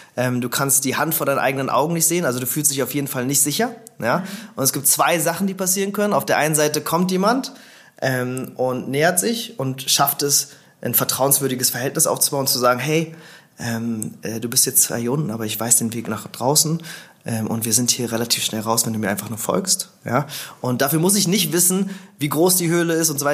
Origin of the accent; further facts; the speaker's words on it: Berlin, Germany; also born or lived in St. Gallen / Zürich; Also ich bin in Berlin geboren, ähm, vor ein bisschen mehr als 30 Jahren. Äh, bin hier aufgewachsen.